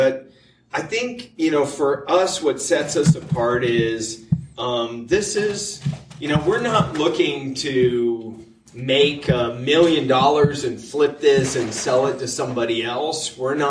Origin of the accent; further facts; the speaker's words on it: Germany; born there; My mom's German. My dad was in the military. Mm-hmm. I was born in Germany, raised all over the world.